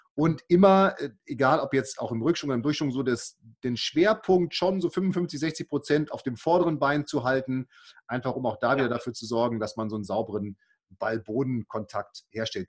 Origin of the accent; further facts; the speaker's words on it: Münster, North Rhine-Westphalia, Germany; ich komme ja aus Münster